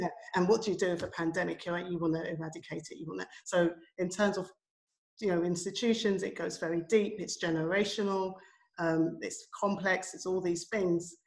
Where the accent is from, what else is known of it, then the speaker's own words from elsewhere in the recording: United Kingdom; I'm a child of Jamaican immigrants. I was born in the United Kingdom. I grew up in the 1970s